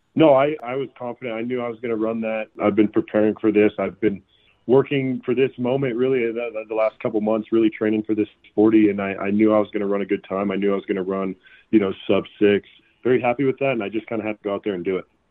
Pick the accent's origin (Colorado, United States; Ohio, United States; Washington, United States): Colorado, United States; also born or lived in Greeley, Colorado / Fort Morgan, Colorado; Being from Colorado, being a born and raised Colorado guy